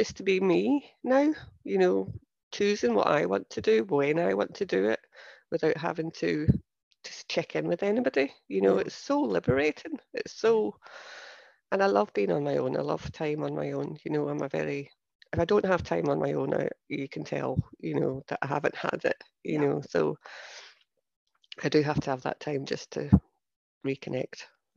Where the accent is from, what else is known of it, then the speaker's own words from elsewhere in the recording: Scotland, United Kingdom; accent: Scottish; moved away as an adult; now in Cheshire, United Kingdom; my accent is Scottish.